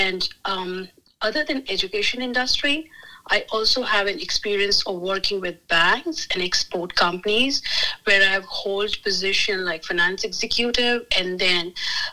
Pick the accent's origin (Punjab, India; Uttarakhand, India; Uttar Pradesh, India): Uttar Pradesh, India; Agra; moved away as an adult; now in United States; I was born and raised in Agra, India